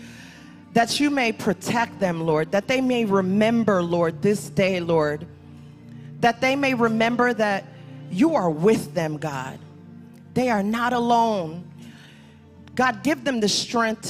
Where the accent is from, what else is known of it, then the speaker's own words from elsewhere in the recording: New York City, New York, United States; I'm from Brooklyn